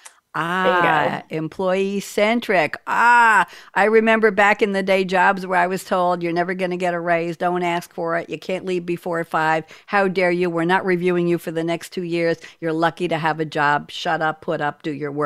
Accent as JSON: {"language": "English", "area": "Long Island", "region": "New York", "country": "United States", "also_born_or_lived": "Great Neck", "said": "I'm a Long Island girl."}